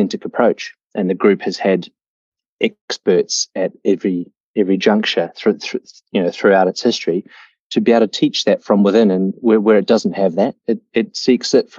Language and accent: English; Christchurch, Canterbury, New Zealand; moved away; I grew up in New Zealand, and I grew up in a place called Christchurch in the South Island